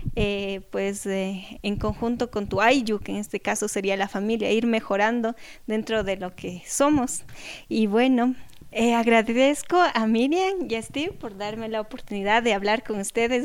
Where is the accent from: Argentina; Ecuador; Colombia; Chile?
Ecuador; Cañar; Cañar, de donde yo soy